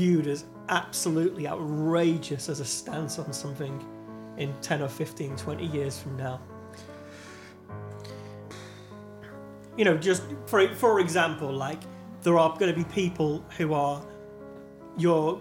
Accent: the North of England, United Kingdom; accent: Northern; now in London, United Kingdom; I'm never going to not be Northern. My A sound is always going to be quite abrupt.

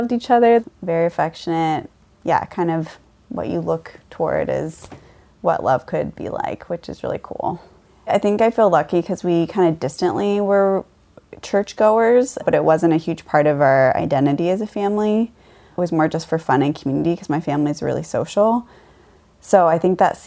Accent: Mount Vernon, Washington, United States; also born or lived in Conway, Washington; I grew up in Mount Vernon. It's about an hour from Seattle and an hour from the Canadian border

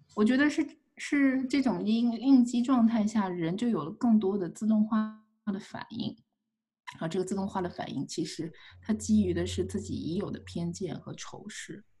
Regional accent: China; moved away as an adult; also born or lived in Beijing, China / Missouri, United States; now in United States; 我是一个中国人

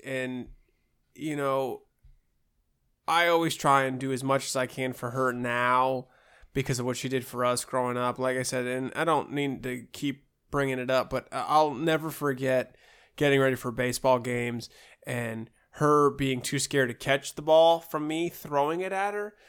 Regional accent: Ohio, United States; moved away; growing up in Ohio, uh, and actually when we moved away from Ohio, we'd come down for the summers

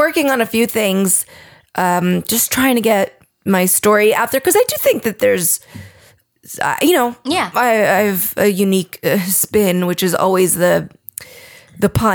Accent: New Jersey, United States; accent: Jersey accent, East Coast accent; moved away as an adult; now in Los Angeles, United States; I grew up in New Jersey in what I like to call an Italian full house

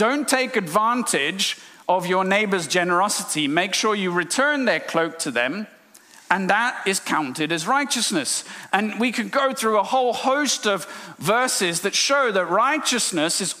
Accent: India; moved away; I'm from India.

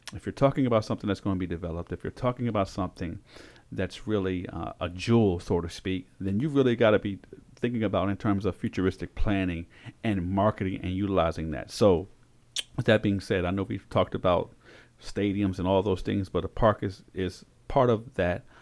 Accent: Frederick, Maryland, United States; also born or lived in Augusta, Georgia / Korea; I was born in Frederick, Maryland.

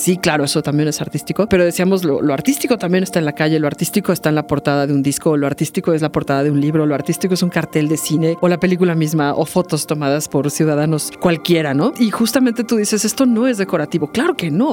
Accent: Mexico City, Mexico; yo crecí en Arbarte, en donde actualmente radico, muy cerca del edificio de la SCOP

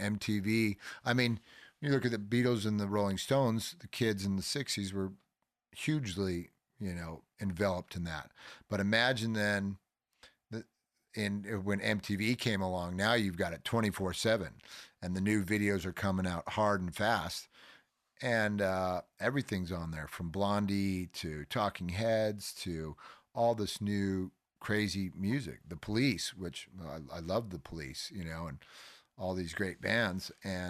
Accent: Hermosa Beach, California, United States; I grew up in Hermosa.

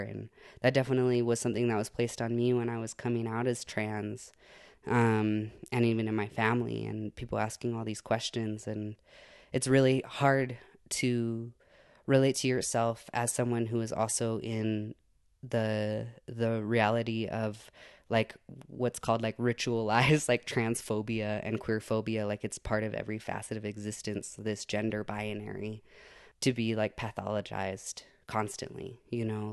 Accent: Santa Fe, New Mexico, United States; I was born in Santa Fe and, um, grew up in that area

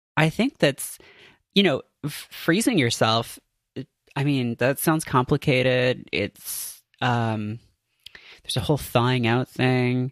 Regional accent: Canada; moved away as an adult; now in United States; I grew up in Canada

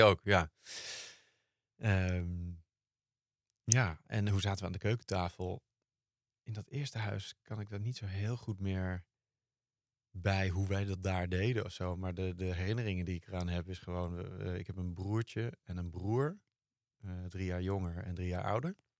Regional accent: Driebergen, Utrecht, Netherlands; ik ben opgegroeid in Driebergen.

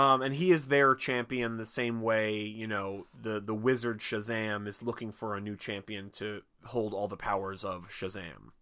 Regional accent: Philadelphia, Pennsylvania, United States; I'm a Philadelphian

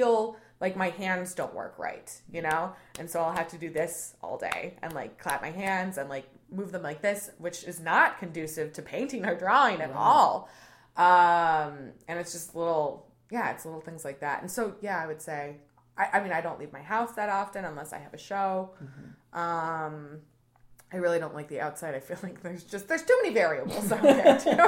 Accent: Plainfield, Illinois, United States; I'm from Plainfield

